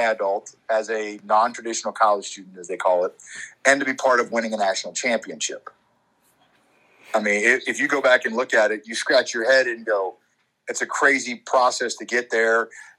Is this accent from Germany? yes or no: yes; Frankfurt, Hesse, Germany; born there; also born or lived in Alabama / Maryland / North Carolina / Florida; I grew up in the military. I was born in Frankfurt, Germany. I've lived in Alabama, Maryland, North Carolina, Florida, Pennsylvania, Ohio. Like, I've been all over the place.